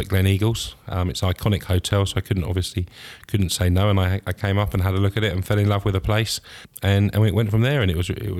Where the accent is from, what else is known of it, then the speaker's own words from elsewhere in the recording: Reigate, South East England, United Kingdom; now in Scotland; No, I'm from Reigate. It's in Surrey, just outside London. So just down the road.